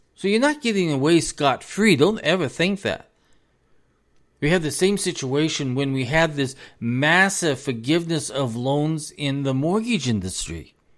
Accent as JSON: {"language": "English", "country": "United States", "said": "as an American"}